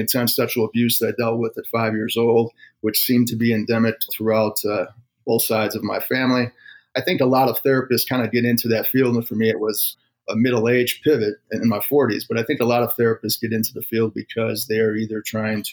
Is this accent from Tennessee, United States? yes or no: no; 45 minutes north of Chicago, Illinois, United States; moved away as an adult; also born or lived in Colorado; I grew up about 45 minutes north of Chicago.